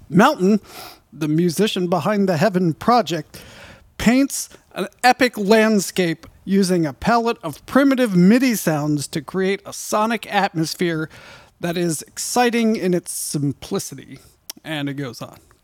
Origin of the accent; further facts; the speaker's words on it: United States; I'm American.